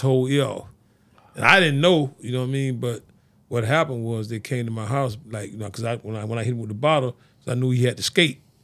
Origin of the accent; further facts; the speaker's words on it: Fort Lauderdale, Florida, United States; I grew up on Sixth Street over in the city, city of Fort Lauderdale